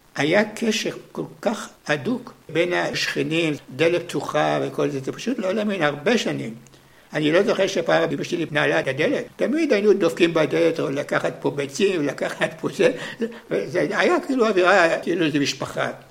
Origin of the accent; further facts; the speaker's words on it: Herzliya, Tel Aviv District, Israel; וכל הילדות שלי כולה מסתובבת בבני בנימין